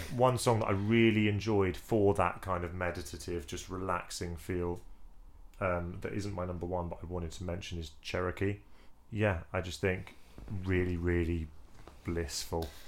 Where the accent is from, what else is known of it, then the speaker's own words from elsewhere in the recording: England, United Kingdom; as an Englishman